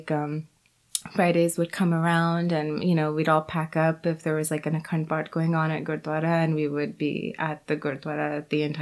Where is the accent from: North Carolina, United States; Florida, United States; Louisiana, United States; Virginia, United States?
Florida, United States; Jupiter; in my town of Jupiter, um, my family are basically, we are the only Sikhs.